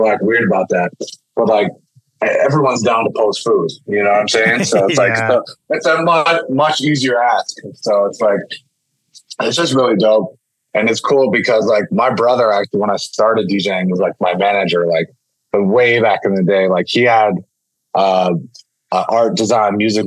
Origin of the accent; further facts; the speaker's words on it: Pittsburgh, Pennsylvania, United States; growing up in Pittsburgh